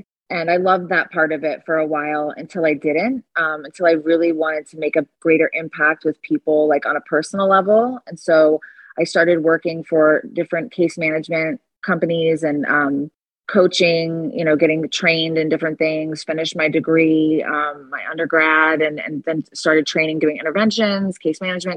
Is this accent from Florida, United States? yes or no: yes; Fort Lauderdale, Florida, United States; also born or lived in Delray Beach, Florida / Boynton Beach, Florida; I am born and raised here in South Florida, which is rare